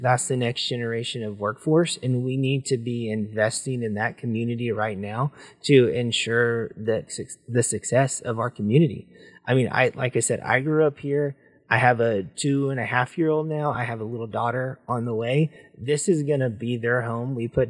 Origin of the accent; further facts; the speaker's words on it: Northwest Arkansas, United States; I grew up here in Northwest Arkansas. I've seen the change over my lifetime.